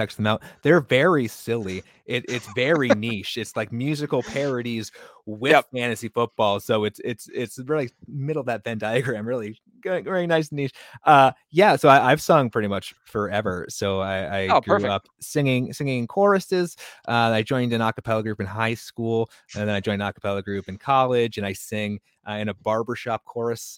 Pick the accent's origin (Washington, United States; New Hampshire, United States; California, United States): New Hampshire, United States; now in Wisconsin, United States; I'm from New Hampshire